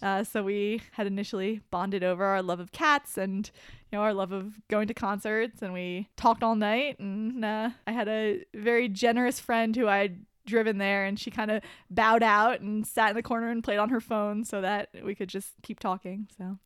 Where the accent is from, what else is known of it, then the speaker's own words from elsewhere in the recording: New Jersey, United States; I grew up in New Jersey